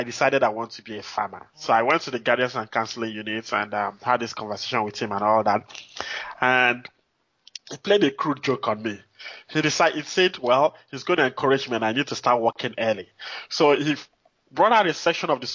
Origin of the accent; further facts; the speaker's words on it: Nigeria; moved away as an adult; also born or lived in Anambra State, Nigeria / Minnesota, United States; now in Houston, United States; growing up in Nigeria was quite interesting for me, you know, I would say, because I lived in different cities